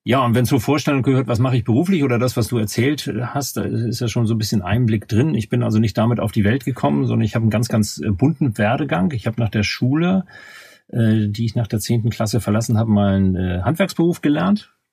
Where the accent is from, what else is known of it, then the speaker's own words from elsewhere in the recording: Hamburg, Germany; accent: North German; wie man wahrscheinlich an meiner Aussprache erkennen wird, äh, stamme ich aus dem norddeutschen Raum. Ich bin in Hamburg geboren, in der Hansestadt Hamburg